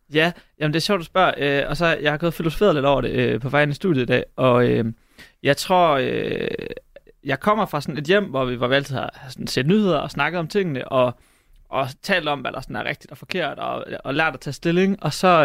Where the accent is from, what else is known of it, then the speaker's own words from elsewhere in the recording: Hobro, North Denmark Region, Denmark; Jeg er fra Hobro